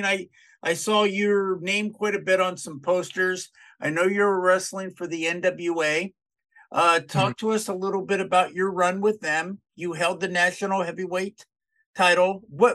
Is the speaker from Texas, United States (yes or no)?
yes; Dallas, Texas, United States; I grew up in Dallas.